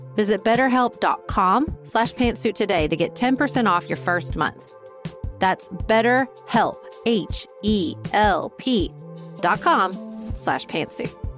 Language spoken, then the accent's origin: English; United States; I'm an American